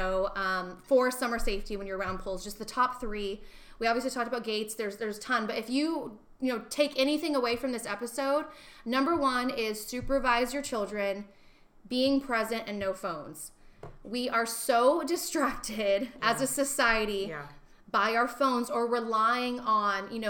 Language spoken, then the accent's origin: English; Arizona, United States; now in California, United States; I'm from Arizona